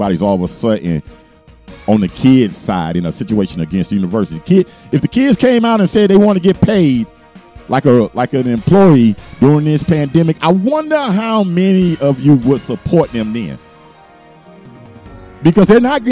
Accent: Miami, Florida, United States; I'm from Miami

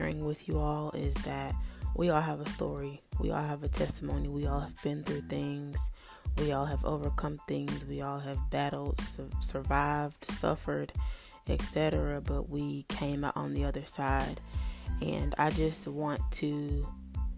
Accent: North Carolina, United States; moved away as an adult; now in Florida, United States; I was born and raised in North Carolina

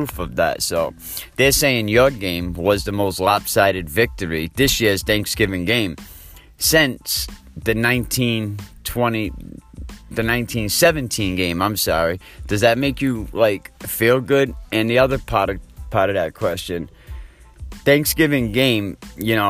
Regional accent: Providence, Rhode Island, United States; now in Westerly, United States; I come from Providence originally, you know, and there was all the different high schools, classical. I played for Mount Pleasant

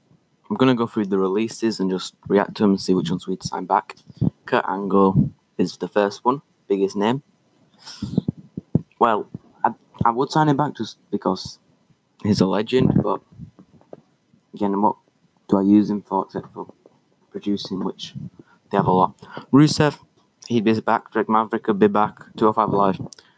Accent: Leeds, Yorkshire and the Humber, United Kingdom; born there; Leeds United, because I was born in Leeds.

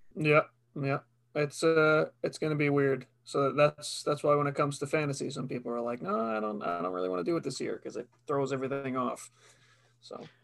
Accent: Long Island, New York, United States; we're from Long Island

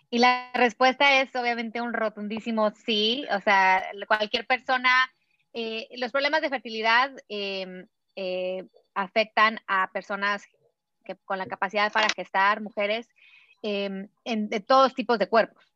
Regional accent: Puebla, Mexico; yo a los quince años en México, aquí en mi, en mi pueblito ahí en Puebla

